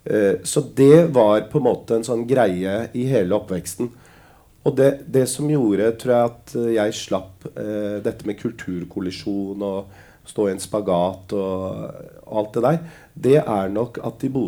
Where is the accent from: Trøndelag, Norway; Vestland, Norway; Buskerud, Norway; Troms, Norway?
Buskerud, Norway; Lier; also born or lived in Drammen; Jeg er fra Lier. Ja. Å oh ja, hvor er, uh, hvor er, du opprinnelig fra? Nei, jeg er opprinnelig født i Drammen.